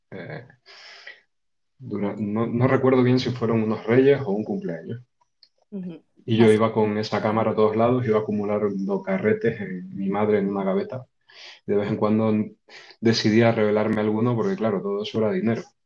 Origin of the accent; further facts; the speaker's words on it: Canary Islands, Spain; soy mucho menos conocido, no sé si querido, pero mucho menos conocido en mi tierra, aquí en Canarias